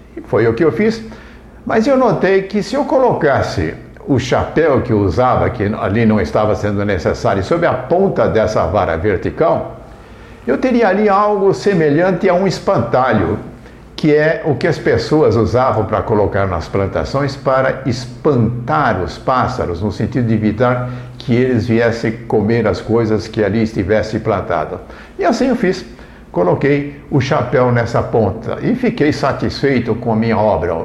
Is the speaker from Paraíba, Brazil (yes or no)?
no; Indaiatuba, São Paulo, Brazil; Na minha infância, enquanto eu vivi em Indaiatuba, no distrito de Mato Dentro